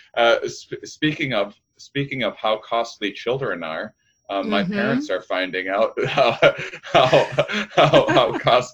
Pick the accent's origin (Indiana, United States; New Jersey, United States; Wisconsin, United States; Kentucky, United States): Wisconsin, United States; outside of La Crosse, rural; moved away; I'm from rural Wisconsin